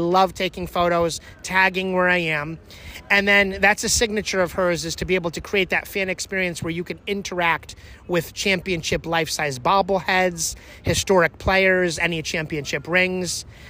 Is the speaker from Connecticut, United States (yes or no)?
yes; Hartford, Connecticut, United States; we're from the Hartford area.